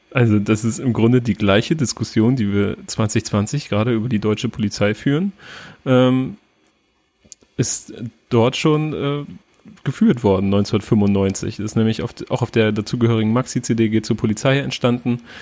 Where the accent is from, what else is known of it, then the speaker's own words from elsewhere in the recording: Turkey; ich als Türke zum Beispiel fühle mich da nicht repräsentiert